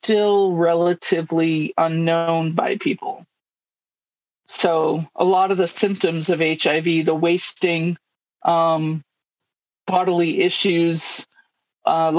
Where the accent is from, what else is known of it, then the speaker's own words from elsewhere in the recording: United States; moved away as an adult; I grew up in the United States